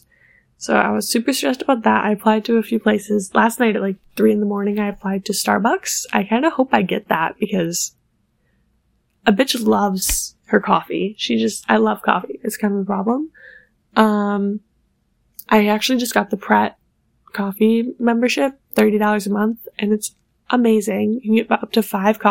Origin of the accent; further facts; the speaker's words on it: Buffalo, New York, United States; now in New York City, United States; I'm originally from Buffalo, New York, which is why my mother was shoveling snow, because we get a lot of snow there